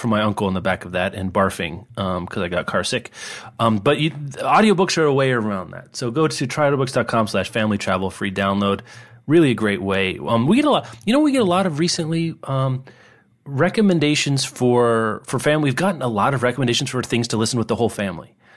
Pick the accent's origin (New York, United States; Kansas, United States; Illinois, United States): Kansas, United States; Lawrence; I grew up in Kansas